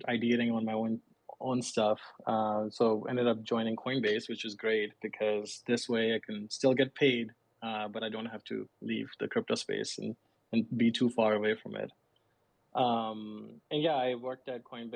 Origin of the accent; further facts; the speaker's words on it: Pakistan; moved away as an adult; now in United States; I'm originally from Pakistan, and I grew up there, but moved to US like 6 years ago